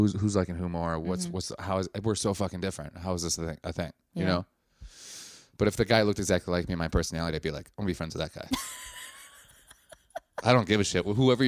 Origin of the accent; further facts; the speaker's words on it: Wisconsin, United States; I'm from Wisconsin.